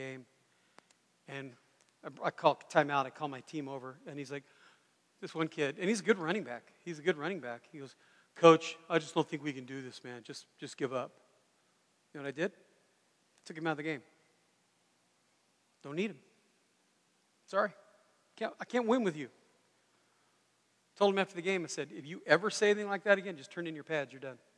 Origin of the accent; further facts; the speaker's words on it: United States; I'm very American